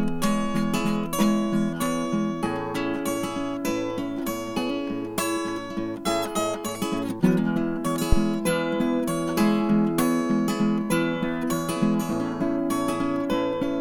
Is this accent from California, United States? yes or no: no; Winston-Salem, North Carolina, United States; I was raised up in Winston-Salem